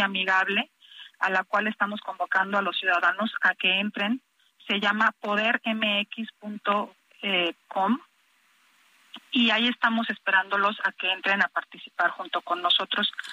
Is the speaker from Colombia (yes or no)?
no; Mexico; somos todos los mexicanos